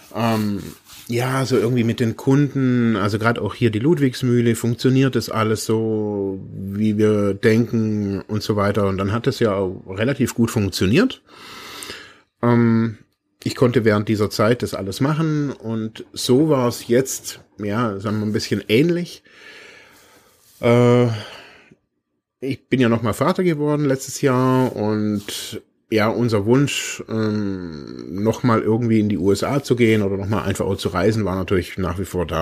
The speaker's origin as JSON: {"language": "German", "country": "Germany", "said": "bin aus Deutschland"}